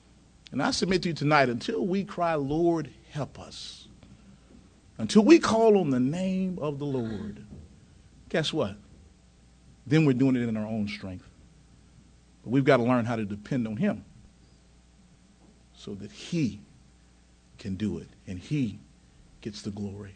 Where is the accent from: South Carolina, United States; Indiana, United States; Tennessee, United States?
Tennessee, United States; close to the Mississippi line; now in North Carolina, United States; I was raised in Tennessee, close to the Mississippi line.